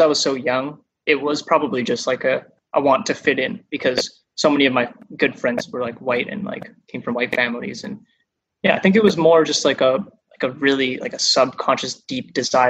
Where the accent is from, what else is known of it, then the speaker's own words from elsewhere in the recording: Vancouver, British Columbia, Canada; also born or lived in Japan; now in Toronto, Canada; I grew up in Vancouver and, you know, grew up in like a white suburban community mostly